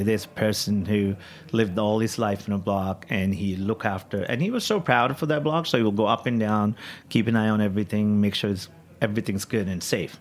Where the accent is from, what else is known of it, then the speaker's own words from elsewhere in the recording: India; also born or lived in Kyneton, Australia / Melbourne, Australia / New York, United States; now in San Francisco, United States; back home growing up in India